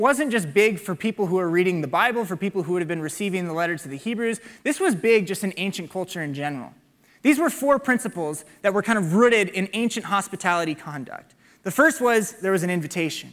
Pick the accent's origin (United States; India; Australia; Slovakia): United States; Waukee, Iowa; I grew up in Waukee